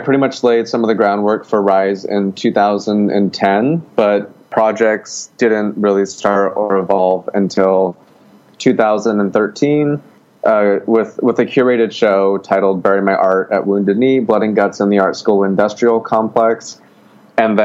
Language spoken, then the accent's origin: English; Gallup, New Mexico, United States; now in Portland, United States; I'm originally from Gallup, New Mexico